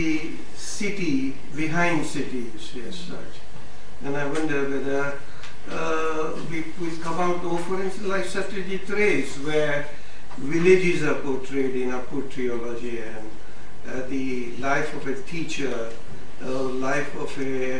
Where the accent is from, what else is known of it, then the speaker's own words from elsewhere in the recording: Mumbai, Maharashtra, India; moved away; I was born in Bombay, so I know intimately some of the Dharavis and all